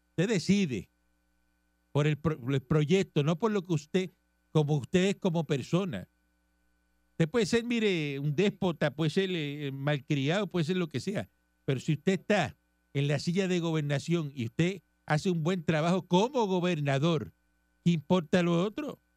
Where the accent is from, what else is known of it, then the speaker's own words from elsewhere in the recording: Cuba; moved away as an adult; now in Puerto Rico; Yo soy cubano. Yo soy cubano.